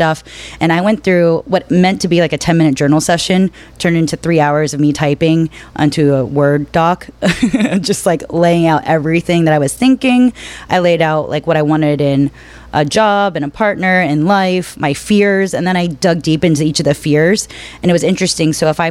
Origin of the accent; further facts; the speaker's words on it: Pennsylvania, United States; also born or lived in Washington, D.C. / Florida / Arkansas; I grew up in Pennsylvania, kind of lived in DC for a while, went to college in Florida, back to Pennsylvania, then to DC, Arkansas for a little bit.